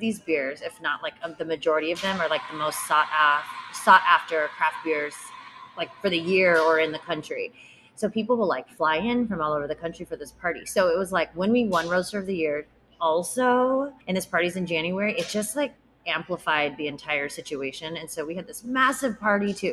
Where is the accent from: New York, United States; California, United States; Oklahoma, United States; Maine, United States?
California, United States; San Diego; I grew up in Rancho Bernardo